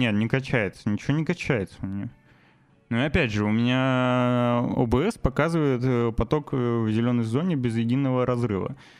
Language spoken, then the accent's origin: Russian; Novosibirsk, Novosibirsk Oblast, Russia; moved away as an adult; у меня в родном городе, Новосибирске